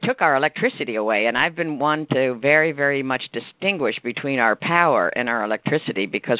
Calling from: North New Jersey, United States; I'm calling from North New Jersey.

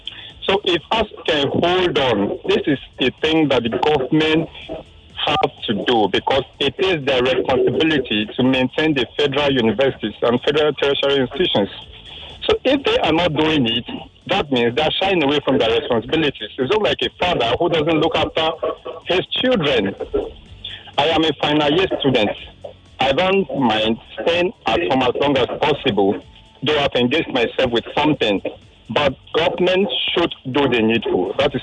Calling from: Igando, Lagos, Nigeria; I'm calling you from Igondo.

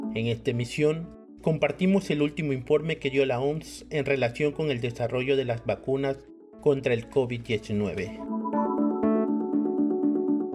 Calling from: Tabasco, Mexico; Saludos desde Tabasco, en representación de la Red Mexicana de Periodistas de Ciencia.

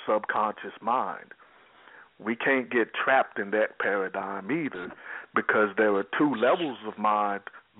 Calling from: Texas, United States; I'm calling from Texas.

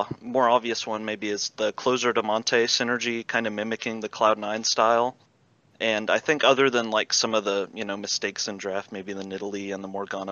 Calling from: Jackson, Mississippi, United States; I'm calling from Jackson, Mississippi

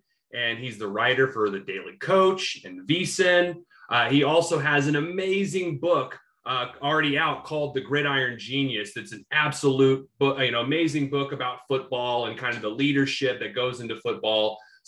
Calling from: Oklahoma City, Oklahoma, United States; you know, I'm recording from Oklahoma City in Oklahoma.

